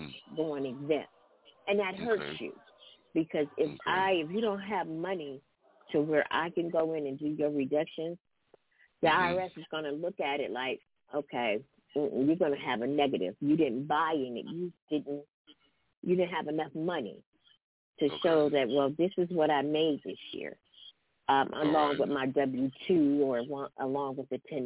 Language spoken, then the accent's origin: English; Ohio, United States; moved away as an adult; now in Las Vegas, United States; I am originally from Ohio, but I have now, I've been living in Las Vegas now for about 5 years